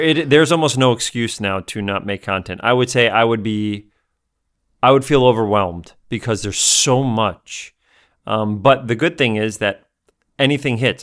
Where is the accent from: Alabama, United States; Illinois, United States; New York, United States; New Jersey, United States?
New York, United States; New York City; My parents who are from the Bronx, I'm from North Bronx, they're from the South Bronx